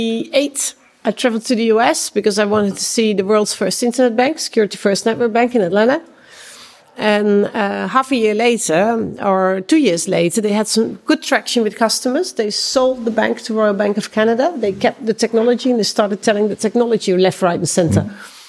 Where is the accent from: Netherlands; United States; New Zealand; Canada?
Netherlands; I come from the Netherlands